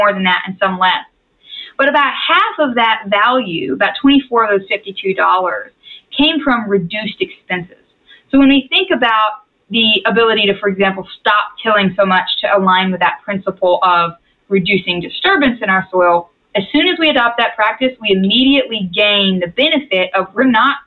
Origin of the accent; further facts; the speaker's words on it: Texas, United States; I was raised in Texas